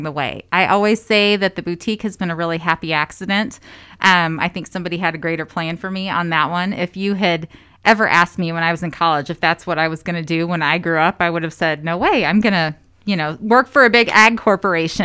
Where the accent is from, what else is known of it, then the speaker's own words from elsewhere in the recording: Madison County, Indiana, United States; moved away; It's just home. When we moved back, you know, that was where I grew up